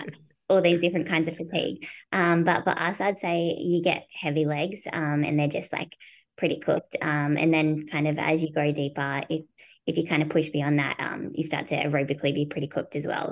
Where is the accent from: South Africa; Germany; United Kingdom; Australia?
Australia; moved away as an adult; also born or lived in United States; as an Australian